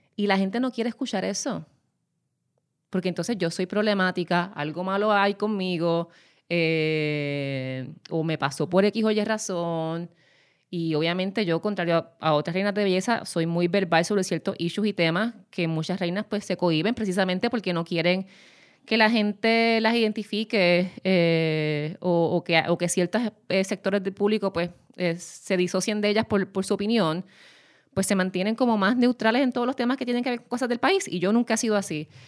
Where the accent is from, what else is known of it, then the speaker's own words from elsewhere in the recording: Puerto Rico; yo soy puertorriqueña